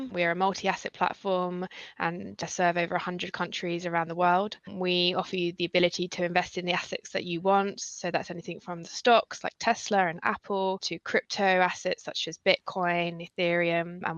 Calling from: Chelmsford, East of England, United Kingdom; also born or lived in London; I'm speaking from uh, Chelmsford in Essex at the moment, having just slightly moved back from London temporarily.

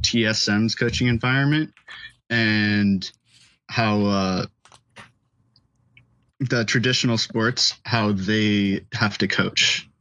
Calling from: Los Angeles, California, United States; I'm calling from Los Angeles.

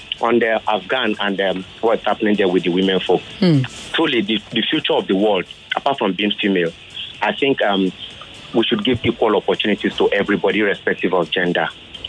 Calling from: Nigeria; I'm calling from Amoa, Duffy.

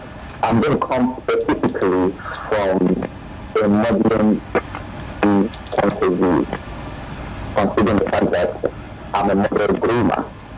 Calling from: Ikoyi, Lagos, Nigeria

